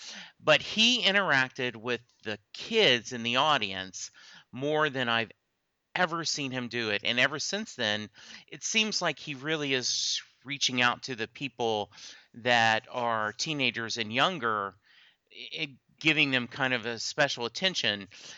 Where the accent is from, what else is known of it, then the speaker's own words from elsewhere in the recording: Lake Charles, Louisiana, United States; I grew up in Louisiana. My dad was in the Army. We moved around a lot, but we settled, and I spent high school time in a little town called Lake Charles, Louisiana